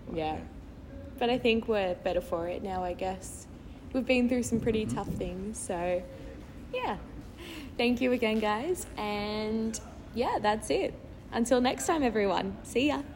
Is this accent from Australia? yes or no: yes; Australia; I'm an Australian citizen, I have two passports, I came in on my Italian one